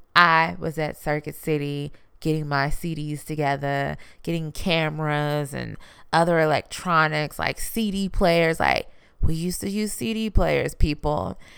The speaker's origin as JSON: {"language": "English", "town": "Houston", "region": "Texas", "country": "United States", "said": "I'm from Houston, you know, I'm from Texas"}